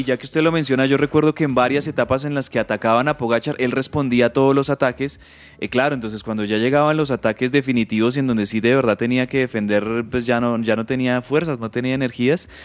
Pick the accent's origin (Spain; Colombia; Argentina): Colombia